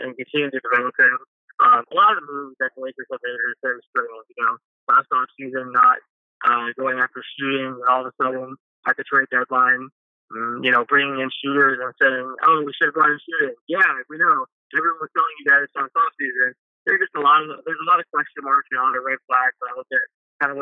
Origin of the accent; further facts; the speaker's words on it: Tampa, Florida, United States; I lived in Tampa. I grew up in Tampa.